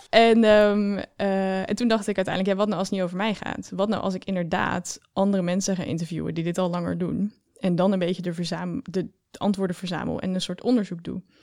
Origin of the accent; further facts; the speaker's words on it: Oosterhout, North Brabant, Netherlands; accent: Brabant; Ik kom uit Brabant, zoals je al kan horen, denk ik